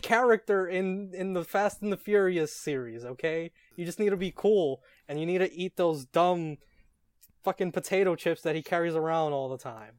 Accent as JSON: {"language": "English", "town": "New York City", "region": "New York", "country": "United States", "said": "I hail from New York City, A K A Real America"}